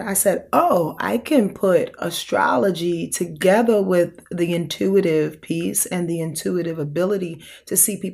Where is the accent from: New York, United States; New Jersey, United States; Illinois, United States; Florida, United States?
New York, United States; Yonkers; I'm born and raised in Yonkers, New York